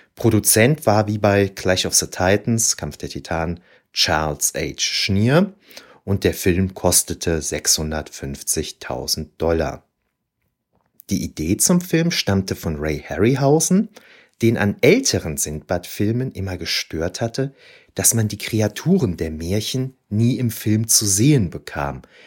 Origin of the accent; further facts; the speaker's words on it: Aachen, North Rhine-Westphalia, Germany; Als Aachener